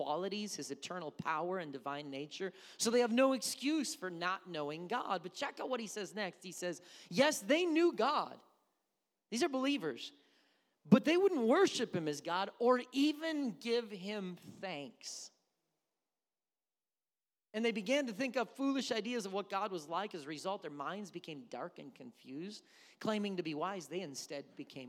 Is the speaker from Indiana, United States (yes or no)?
no; Missouri, United States; accent: Southern; now in Wisconsin, United States